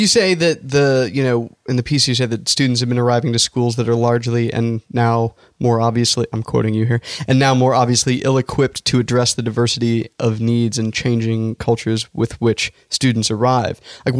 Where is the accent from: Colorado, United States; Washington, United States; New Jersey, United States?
Colorado, United States; Denver; I came from Denver. {S9} Right. {S8} In Denver, we didn't talk PC.